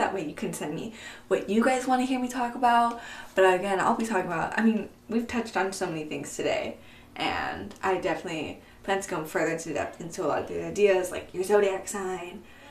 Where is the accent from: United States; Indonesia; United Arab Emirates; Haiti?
United States; San Diego, California; also born or lived in Oahu, Hawaii; I was born in Hawaii, on the island of Oahu. But I was raised in San Diego, California